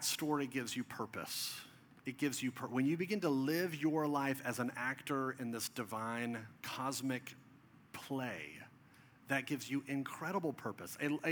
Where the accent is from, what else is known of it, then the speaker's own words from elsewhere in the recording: Dallas, Texas, United States; This is in Plano, Texas, just north of where I grew up in Dallas